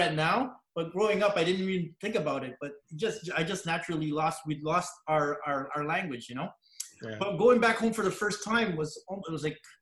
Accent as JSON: {"language": "English", "town": "Montreal", "region": "Quebec", "country": "Canada", "tie": "born or raised there", "also_born_or_lived": "Pangasinan, Philippines"}